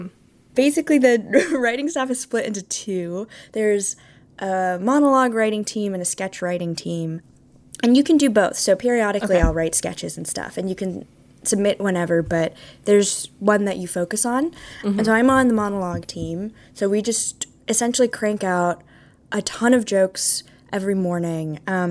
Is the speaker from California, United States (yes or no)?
yes; California, United States; now in New York, United States; And then I'm not originally from Vermont. That's why I mentioned it. I'm from California. So Vermont was like a whole new world.